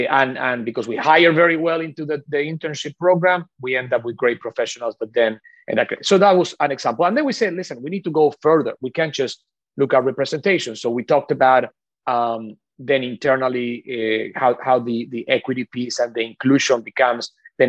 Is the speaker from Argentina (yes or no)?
yes; Argentina; English is a second language; moved away; Obviously, for me, this since very early on was a very personal issue, because I come from Argentina. I always I didn't really understand until I came here what lack of diversity looked like, because I grew up with a lot of diversity.